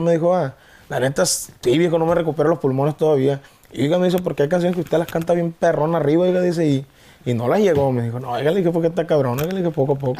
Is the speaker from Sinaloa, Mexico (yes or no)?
yes; Guamúchil, Sinaloa, Mexico; also born or lived in La Trinidad, Guasave, Sinaloa; now in Culiacán, Mexico; Originario soy de la Trinidad Guasave, Sinaloa. Toda mi vida la viví en Guamuchil. Tengo cuatro años viviendo en Culiacán.